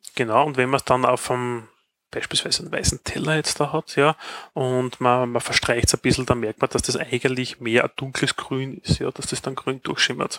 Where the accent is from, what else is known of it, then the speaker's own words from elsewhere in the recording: Styria, Austria; auch ich als Steirer verstehe kein Wort